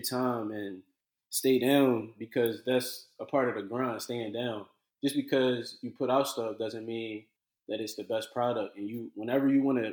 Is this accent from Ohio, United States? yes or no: no; Philadelphia, Pennsylvania, United States; I'm from Philly